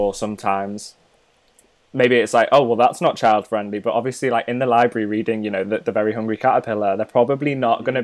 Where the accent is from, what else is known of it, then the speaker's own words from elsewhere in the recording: North Wales, United Kingdom; growing up in North Wales